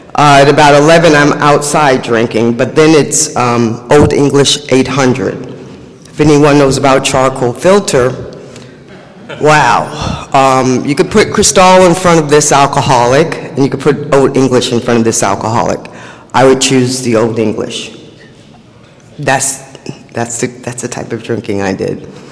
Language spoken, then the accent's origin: English; New York City, New York, United States; I was born and raised in Harlem, USA.